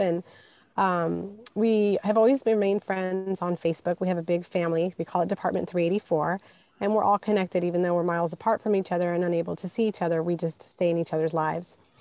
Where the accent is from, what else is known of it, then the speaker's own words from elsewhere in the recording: Houston, Texas, United States; also born or lived in Puerto Rico; I grew up in um, Houston, Texas, but I was born in Puerto Rico